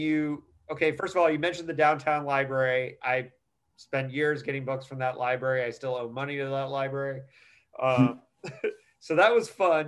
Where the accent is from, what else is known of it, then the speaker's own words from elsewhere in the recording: Bloomington, Indiana, United States; Bloomington, Indiana, which is my hometown.